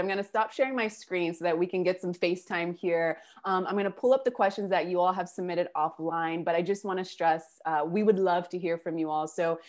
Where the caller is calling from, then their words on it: Buenos Aires, Argentina; I'm calling from Argentina and Buenos Aires.